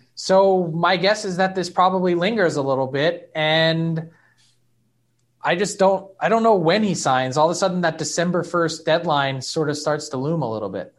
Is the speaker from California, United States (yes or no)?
no; Philadelphia, Pennsylvania, United States; I am from Philly